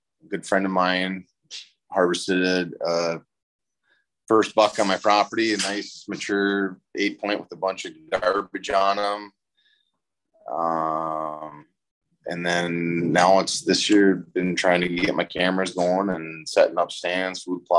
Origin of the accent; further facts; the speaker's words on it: Minnesota, United States; we're a little tougher in Minnesota